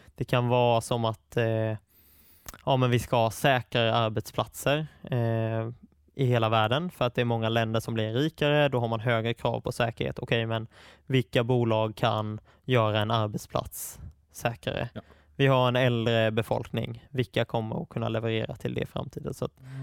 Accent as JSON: {"language": "Swedish", "town": "Attsjö", "region": "Kronoberg County", "country": "Sweden", "tie": "born or raised there", "moved": "as an adult", "lives_now": "Stockholm, Sweden", "said": "Attsjö, där jag är uppvuxen"}